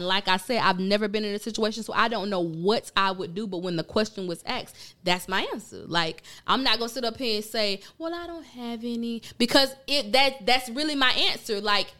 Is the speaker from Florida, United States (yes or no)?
yes; Pahokee, Florida, United States; I'm from Pahokee.